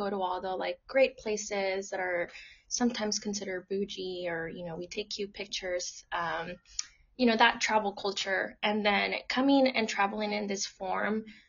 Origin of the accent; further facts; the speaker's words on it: Austin, Texas, United States; now in Seattle, United States; I grew up in Austin